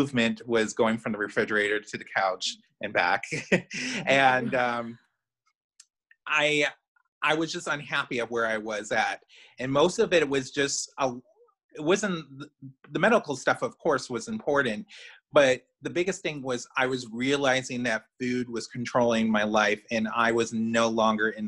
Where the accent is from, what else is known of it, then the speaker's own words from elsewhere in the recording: Chicago, Illinois, United States; now in central Indiana, United States; I'm originally from Chicago. I'm a Chicagoan.